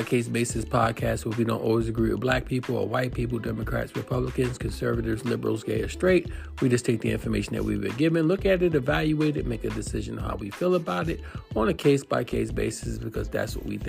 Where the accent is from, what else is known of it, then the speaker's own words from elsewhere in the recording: New York, United States; moved away; also born or lived in Georgia; I'm from New York.